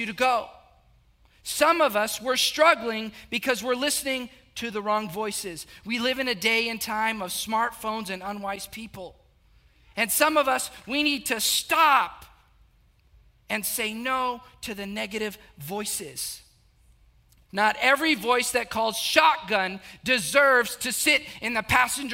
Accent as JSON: {"language": "English", "region": "South Texas", "country": "United States", "tie": "born or raised there", "said": "I grew up in a very small town, about 8,000, 9,000 people"}